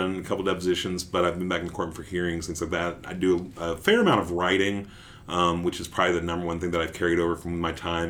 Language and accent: English; Dallas, Texas, United States; also born or lived in Sherman, Texas; now in Waco, United States; I grew up in Dallas. I grew up in Oak Cliff. And then I went to high school, though, in Sherman, which is about an hour north.